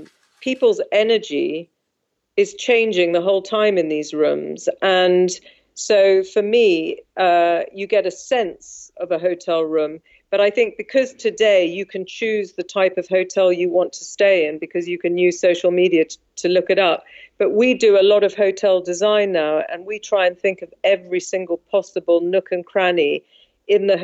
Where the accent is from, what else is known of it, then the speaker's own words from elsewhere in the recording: London, United Kingdom; also born or lived in South Africa; my father was British, and I've lived in London all my life.